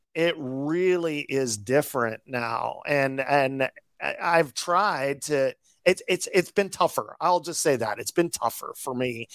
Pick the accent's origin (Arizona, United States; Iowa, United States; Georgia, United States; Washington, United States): Iowa, United States; now in Florida, United States; when I grew up in Iowa, I knew Mrs. Wittemeyer